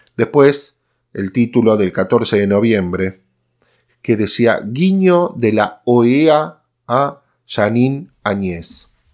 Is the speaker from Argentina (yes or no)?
yes; Argentina